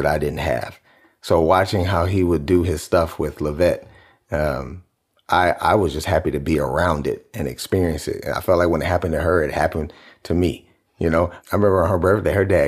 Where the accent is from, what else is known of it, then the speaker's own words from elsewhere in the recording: Cleveland, Ohio, United States; I'm from Cleveland.